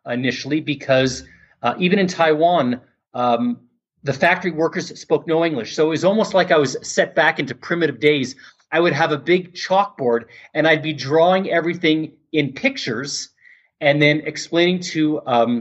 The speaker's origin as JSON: {"language": "English", "country": "Canada", "said": "being from Canada, I'm a Canadian"}